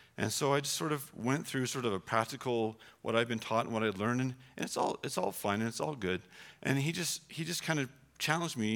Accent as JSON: {"language": "English", "country": "Canada", "said": "we're Canadian"}